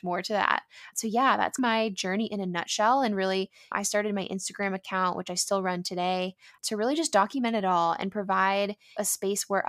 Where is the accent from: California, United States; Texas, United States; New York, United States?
California, United States; San Diego; growing up in San Diego